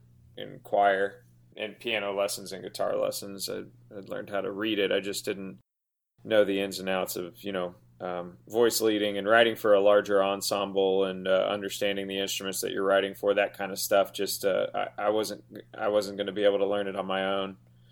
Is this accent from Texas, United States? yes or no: yes; Houston, Texas, United States; now in Los Angeles, United States; in Houston, going to high school or middle school in Houston